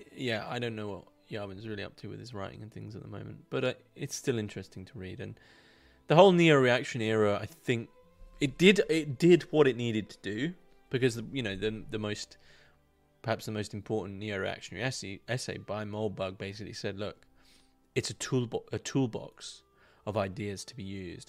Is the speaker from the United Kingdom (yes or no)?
yes; United Kingdom; I'm not a Northman. I'm, I'm from the South, my fellow man. I'm from the South